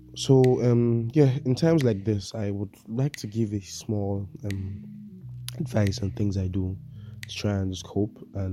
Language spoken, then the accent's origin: English; Nigeria; As a Nigerian